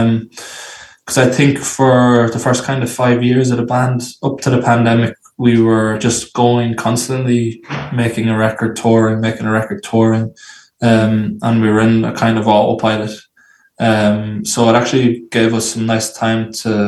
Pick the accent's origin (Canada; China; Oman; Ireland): Ireland; Athy, Leinster; Originally from Ireland, originally from a place called Athy, a small town in a county called Kildare in Ireland